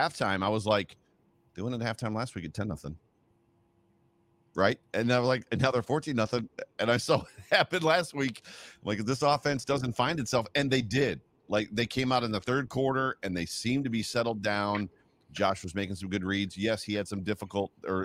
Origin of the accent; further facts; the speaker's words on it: Buffalo, New York, United States; moved away; also born or lived in Florida; I'm also from Buffalo, New York